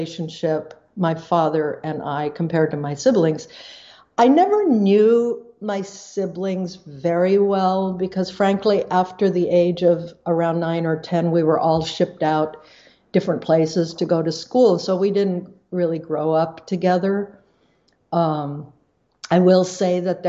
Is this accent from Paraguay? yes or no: yes; Paraguay; I grew up in Paraguay. I grew up on a leprosy camp. I grew up in a Low German Mennonite community.